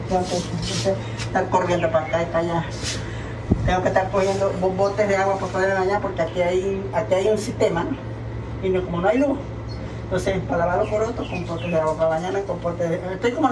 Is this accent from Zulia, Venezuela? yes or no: yes; Maracaibo, Zulia, Venezuela; Y usted sabe, por más que nosotros somos de aquí de Maracaibo todo lo demás, nos afecta.